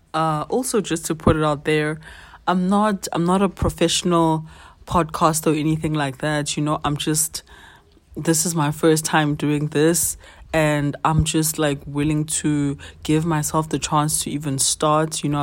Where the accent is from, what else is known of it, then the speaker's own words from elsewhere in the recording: South Africa; as a twenty-five-year-old South African